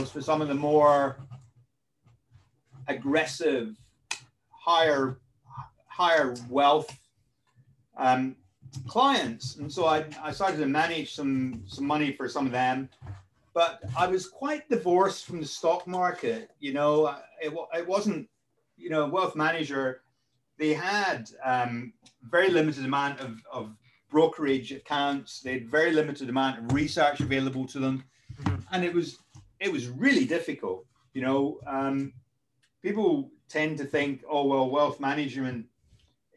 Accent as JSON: {"language": "English", "region": "Scotland", "country": "United Kingdom", "moved": "yes", "lives_now": "London, United Kingdom", "said": "I live in London. I'm actually Scottish"}